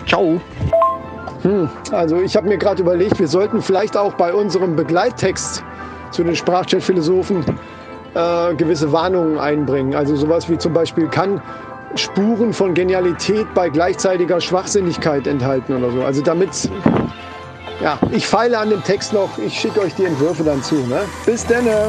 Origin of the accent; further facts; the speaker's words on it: Kassel, Hesse, Germany; bei uns in Kassel